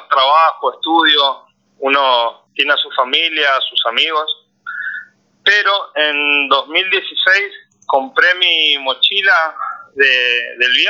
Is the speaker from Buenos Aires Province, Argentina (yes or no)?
no; Resistencia, Chaco, Argentina; moved away as an adult; yo soy del norte de Argentina, Resistencia Chaco es la parte